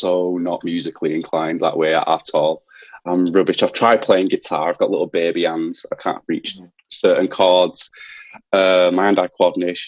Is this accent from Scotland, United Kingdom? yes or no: no; Leeds, Yorkshire and the Humber, United Kingdom; moved away; so I grew up in East Leeds. I grew up in Seacroft.